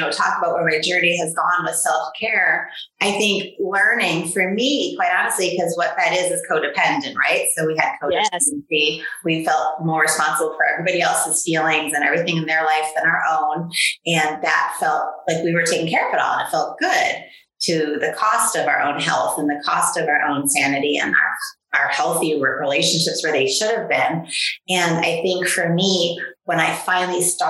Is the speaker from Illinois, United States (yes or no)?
yes; Chicago, Illinois, United States; I grew up in Chicago.